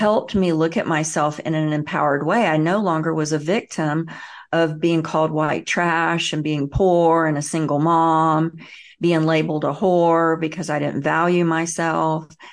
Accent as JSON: {"language": "English", "region": "the South", "country": "United States", "tie": "born or raised there", "said": "I grew up in the South and the Bible Belt"}